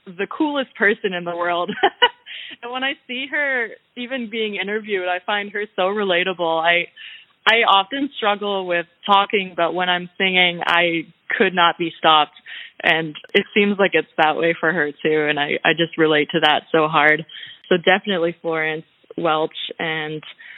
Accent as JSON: {"language": "English", "country": "Canada", "said": "I'm Canadian"}